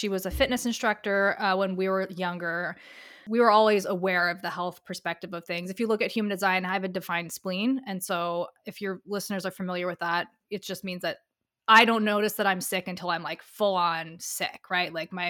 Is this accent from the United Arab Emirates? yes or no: yes; Dubai, United Arab Emirates; also born or lived in Europe; So yeah, and I grew up overseas. So I grew up in Dubai. I was there for 13 years. I lived a few places in Europe